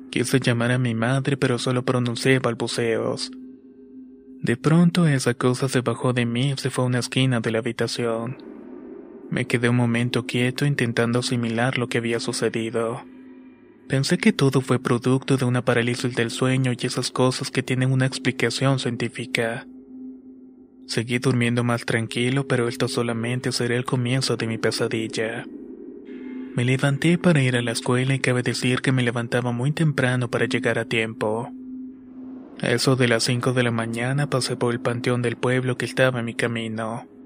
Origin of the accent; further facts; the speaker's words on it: San Sebastián Malinalco, State of Mexico, Mexico; soy de San Sebastián Malinalco. Está ubicado en el Estado de México.